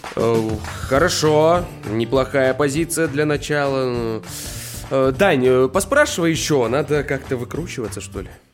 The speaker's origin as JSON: {"language": "Russian", "region": "Khabarovsk Krai", "country": "Russia", "said": "мне очень нравится Хабаровск, наш регион"}